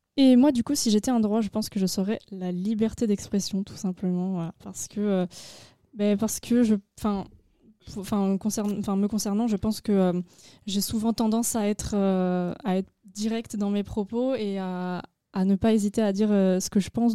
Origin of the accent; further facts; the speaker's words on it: Agen, Nouvelle-Aquitaine, France; J'ai 18 ans et je viens d'Agen